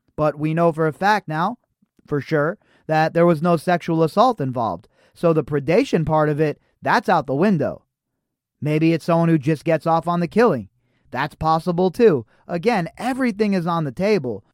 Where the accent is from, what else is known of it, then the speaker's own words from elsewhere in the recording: Las Vegas, Nevada, United States; I'm in Las Vegas. I grew up in Las Vegas